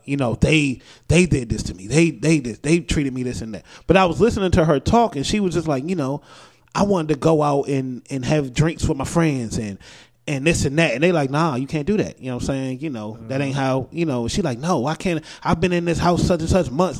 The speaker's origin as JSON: {"language": "English", "country": "United States", "said": "that's Americans being American. We we are you know we are taught that we run shit"}